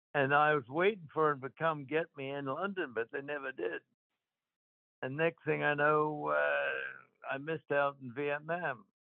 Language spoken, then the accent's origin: English; Queanbeyan, New South Wales, Australia; moved away; I went back to my hometown, Queanbeyan, in Australia